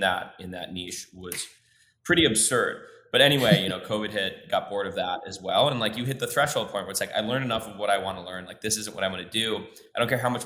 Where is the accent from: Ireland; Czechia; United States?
United States; Minnesota; moved away as an adult; also born or lived in Mexico City, Mexico; now in Mexico; I grew up in Minnesota, or in the North. I probably should say where I grew up in the Midwest in Minnesota